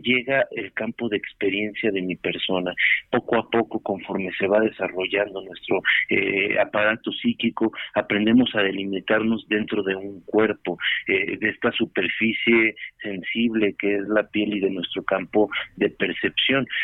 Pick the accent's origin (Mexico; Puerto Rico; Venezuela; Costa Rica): Mexico; nosotros como mexicanos